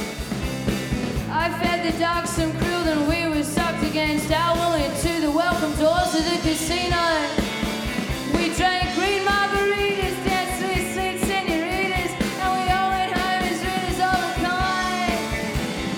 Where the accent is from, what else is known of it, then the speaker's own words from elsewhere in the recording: Melbourne, Victoria, Australia; We're from Melbourne in Australia